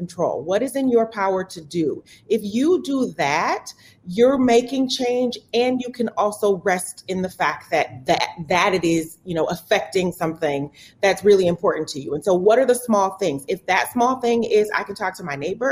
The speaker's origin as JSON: {"language": "English", "town": "Milwaukee", "region": "Wisconsin", "country": "United States", "tie": "born or raised there", "said": "And so I'm born and raised in Milwaukee, born and bred."}